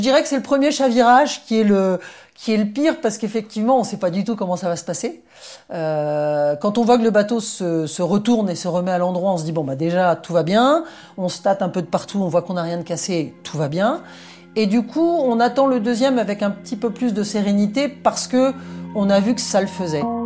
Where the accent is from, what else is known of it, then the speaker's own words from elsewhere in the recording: Brittany, France; moved away; also born or lived in United States; Je rentrais des États-Unis où j'avais vécu pendant, pendant un peu moins de 12 ans. Et hum, c'est vrai qu'en rentrant en Bretagne